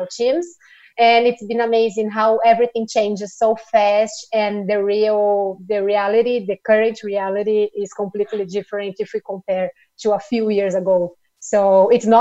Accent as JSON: {"language": "English", "country": "Brazil", "also_born_or_lived": "São Paulo", "said": "I'm from Brazil, so I'm based here in São Paulo."}